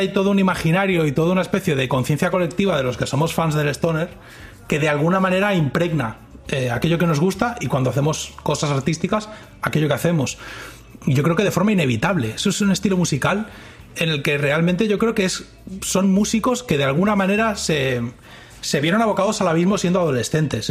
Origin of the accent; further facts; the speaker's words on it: Spain; accent: Castilian; now in Dallas, United States; tengo un acento muy particular porque ellos no están acostumbrados tampoco al acento a Castilian, como ellos dicen.